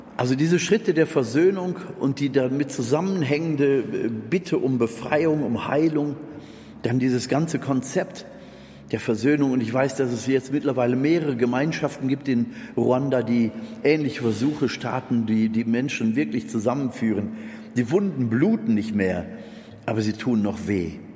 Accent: Germany; ich als Deutscher

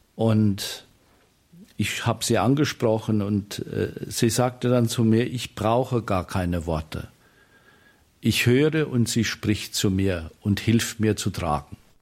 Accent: Rhineland-Palatinate, Germany; also born or lived in Hachenburg, Westerwald; now in Marienstatt, Germany; mich als Pfälzer

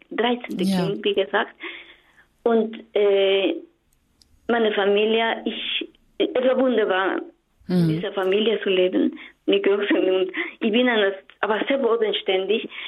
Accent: Mexico; German is a second language; now in Germany; Bitte gewöhnen Sie sich an meinen Akzent, ich komme aus Mexiko.

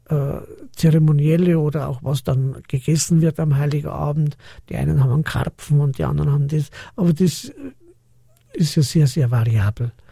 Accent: Munich, Bavaria, Germany; born there; also born or lived in Austria; Ich bin ein gebürtiger Münchner, aber das ist ja lange Geschichte, jetzt nur mit zwei, drei Zeilen. Mein Vater ist aus Oberösterreich, wir sind dann nach Österreich rüber und waren zehn Jahre in Österreich drüben

